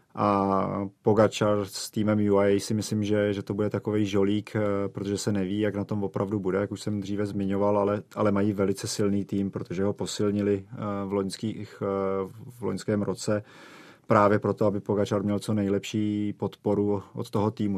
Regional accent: Czechia; u nás v Čechách

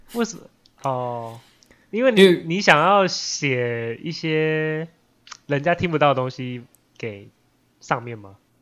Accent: Taiwan; 出生在台湾

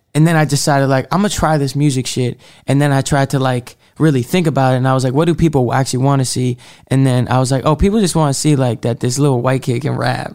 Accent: Marblehead, Massachusetts, United States; also born or lived in Salem, Massachusetts; I'm originally from Salem, Massachusetts, um, but I spent, like, the m, majority of, like, my forming years in this, like, small town Marblehead.

